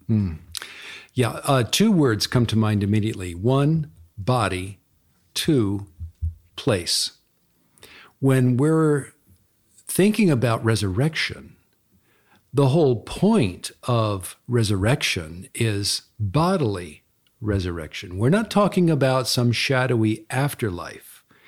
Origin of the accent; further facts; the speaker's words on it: Pasadena, California, United States; moved away; I grew up in Pasadena, for example, Pasadena, California, and I love Pasadena. It's always my hometown